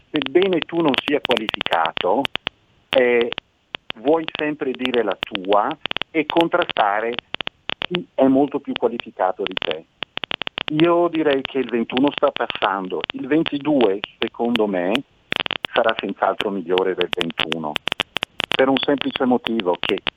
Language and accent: Italian; Bergamo, Lombardy, Italy; io sono di Bergamo